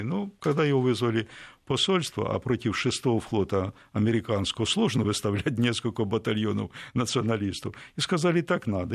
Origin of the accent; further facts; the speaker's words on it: Ukraine; Я украинец